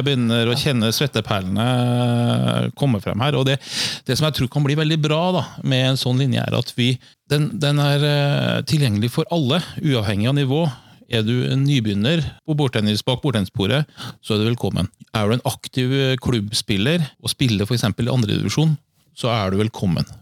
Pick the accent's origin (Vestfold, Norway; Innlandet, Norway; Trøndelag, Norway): Trøndelag, Norway; now in Fredrikstad, Norway; jeg er jo fra Trøndelag